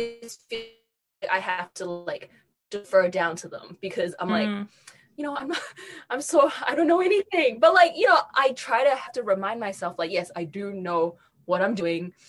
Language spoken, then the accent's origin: English; New Zealand; moved away as an adult; I grew up in New Zealand